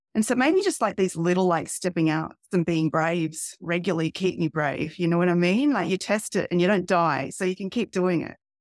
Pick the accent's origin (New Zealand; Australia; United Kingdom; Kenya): Australia; Albury, New South Wales; I come from a town called Aubrey, which is in regional Australia. It's about halfway between Melbourne and Sydney. and I grew up there